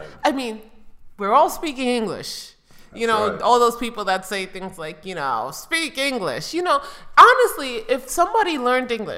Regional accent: New York, United States; moved away; also born or lived in the South; I grew up in New York.

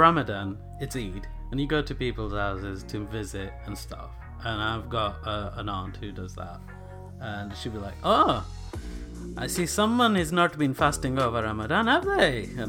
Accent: United Kingdom; It may not have been firsthand, but how shocking it was for us. Especially growing up in Britain.

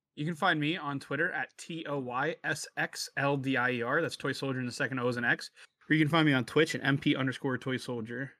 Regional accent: United States; being from America

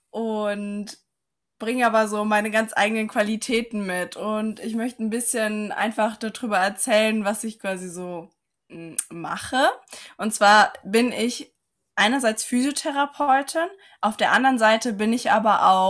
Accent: Saarland, Germany; ich komme aus dem Saarland, aus dem wunderschönen Saarland.

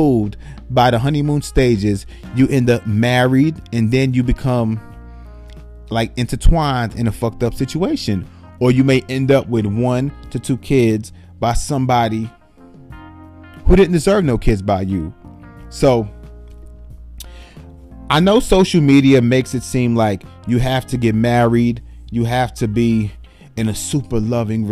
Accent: New York City, New York, United States; I was born and raised in the Bronx, New York

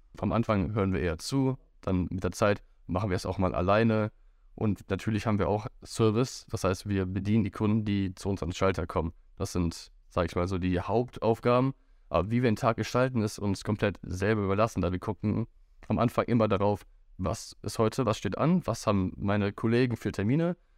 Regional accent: Wuppertal, North Rhine-Westphalia, Germany; ich bin auch aufgewachsen in Wuppertal

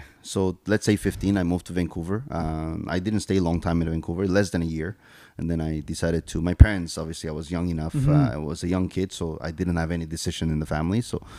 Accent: Argentina; English is a second language; also born or lived in Paraguay / Brazil; So I was born and raised in Argentina, Paraguay, and Brazil, South America.

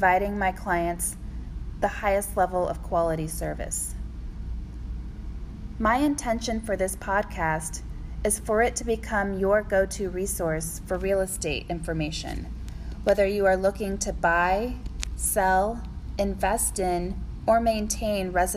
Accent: Decatur, Illinois, United States; moved away as an adult; also born or lived in Champaign-Urbana, Illinois / Chapel Hill, North Carolina; now in St. Petersburg, United States; I'm originally from Decatur, Illinois, a small town in central Illinois surrounded by corn and soybeans

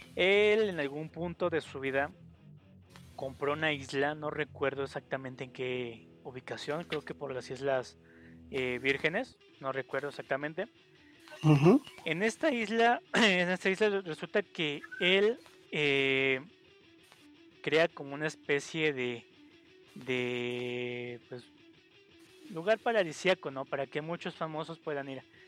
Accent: Mexico; entre mexicanos somos también eh, celosos

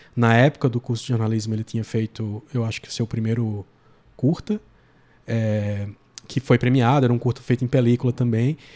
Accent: João Pessoa, Paraíba, Brazil; daqui de João Pessoa, da, é, da minha terra

